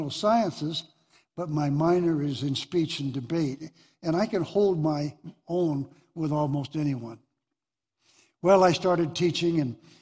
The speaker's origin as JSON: {"language": "English", "town": "Deer Lodge", "region": "Montana", "country": "United States", "tie": "born or raised there", "said": "born and raised in Deer Lodge"}